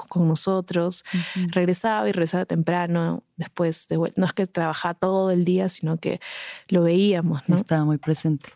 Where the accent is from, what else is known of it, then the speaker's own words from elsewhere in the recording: Arequipa, Peru; moved away as an adult; also born or lived in Lima, Peru / Tacna, Peru; now in Mexico; nos mudamos a Arequipa, que es otra ciudad del sur. Y estuve en Arequipa hasta los 17 años.